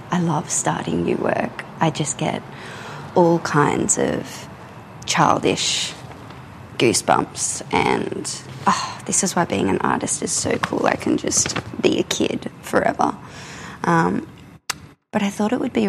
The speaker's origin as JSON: {"language": "English", "country": "Australia", "said": "I'm an Australian contemporary painter"}